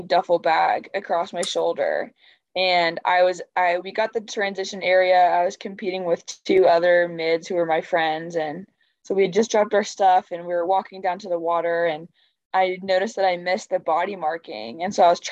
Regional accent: Massachusetts, United States; I'm from Massachusetts

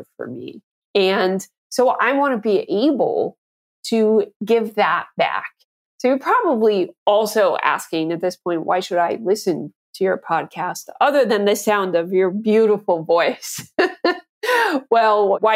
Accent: Canada; I grew up in Canada, where radio is a much larger part of the culture than most people can imagine.

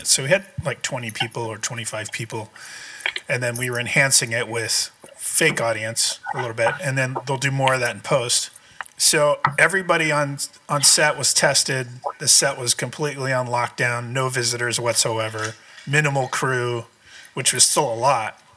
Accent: Cincinnati, Ohio, United States; I grew up in Cincinnati.

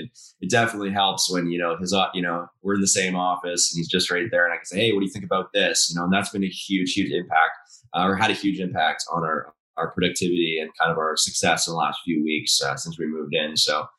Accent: Dubai, United Arab Emirates; also born or lived in Calgary; I'm originally from Calgary, but I grew up overseas in Dubai and I've been bouncing around ever since.

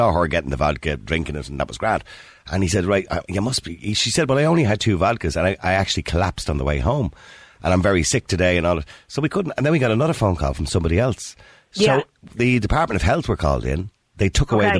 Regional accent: Ireland; we're Irish

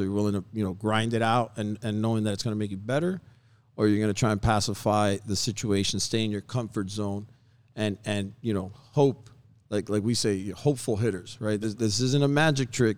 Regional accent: Hialeah, Florida, United States; I was born and raised in Hialeah

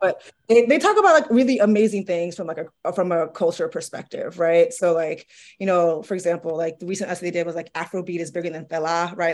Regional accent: New York City, New York, United States; I'm from Harlem

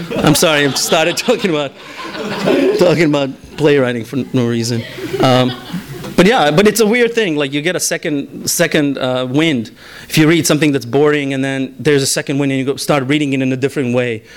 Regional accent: Bosnia & Herzegovina; first language Bosnian; English is a second language; now in United States; I am not really connected with the Bosnian uh, diaspora here

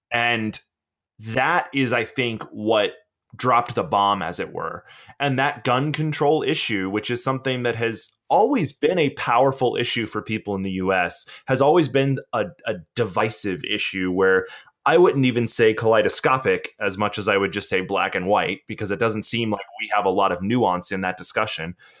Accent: Georgia, United States; I'm from Georgia. I grew up in the woods

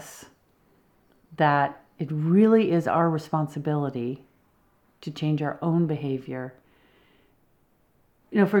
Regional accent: Berkshire Mountains, New England, Massachusetts, United States; moved away as an adult; now in British Columbia, Canada; I grew up in the Berkshire Mountains of New England

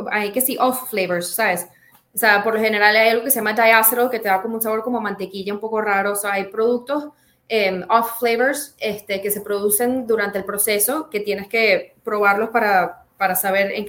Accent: Venezuela; now in Czech Republic; cuando me fui de Venezuela a la República Checa, eso fue un culture shock

